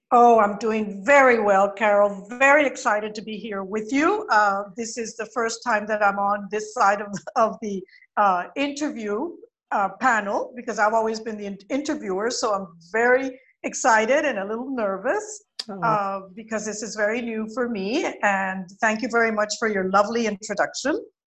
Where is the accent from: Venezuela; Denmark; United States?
Venezuela; Caracas, Capital District; I was born in Caracas, and my parents were European